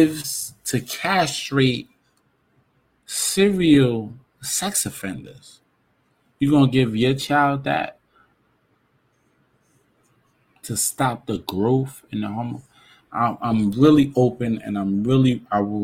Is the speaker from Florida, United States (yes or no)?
no; New York City, New York, United States; Growing up in New York City